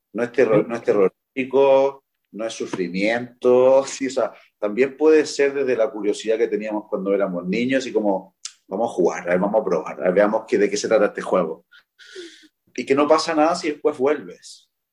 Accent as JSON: {"language": "Spanish", "country": "Chile", "said": "en mi país, en Chile"}